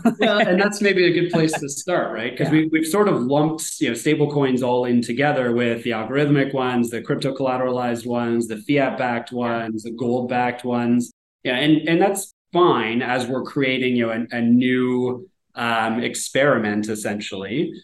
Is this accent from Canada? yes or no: yes; Canada; me as a Canadian